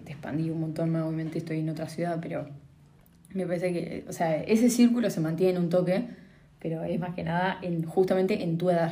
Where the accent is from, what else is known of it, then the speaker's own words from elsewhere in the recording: Paraná, Entre Ríos, Argentina; soy de Paraná.